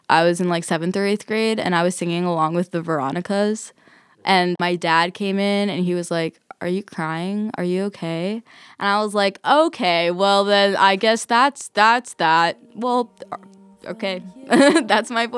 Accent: New York City, New York, United States; I grew up mainly in Queens, Forest Hills

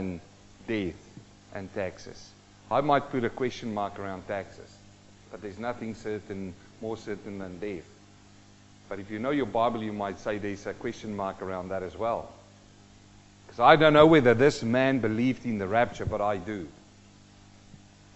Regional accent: South Africa; also born or lived in New Zealand; now in Australia; I'm a South African-born Kiwi and we're living in Australia

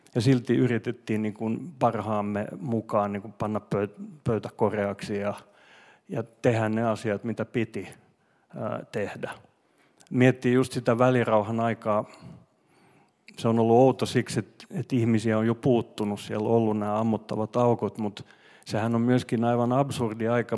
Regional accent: Finland; first language Swedish; Finnish is a second language; mä olin semmoinen suomenruotsalainen poika

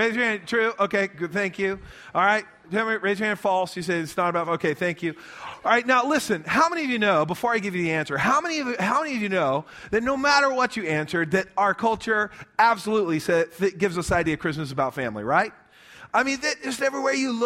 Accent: Lubbock, Texas, United States; also born or lived in Midland, Texas; We grew up in Lubbock, met in Lubbock, but we're all from around West Texas

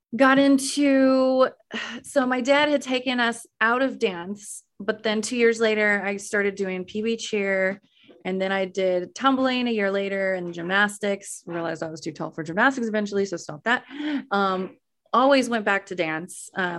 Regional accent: Weatherford, Texas, United States; moved away as an adult; I grew up in Weatherford, Texas

